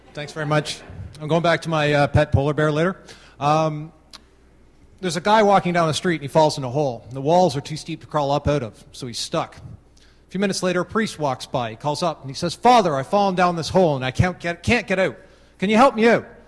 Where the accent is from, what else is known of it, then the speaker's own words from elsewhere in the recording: Canada; I am Canadian